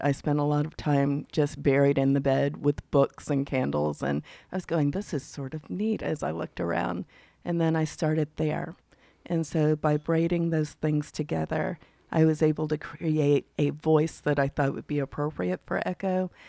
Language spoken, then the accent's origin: English; Mississippi, United States; being a Southerner, particularly from Mississippi